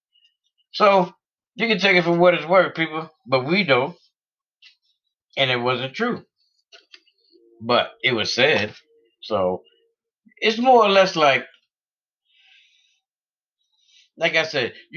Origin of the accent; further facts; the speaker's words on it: United States; we as the American people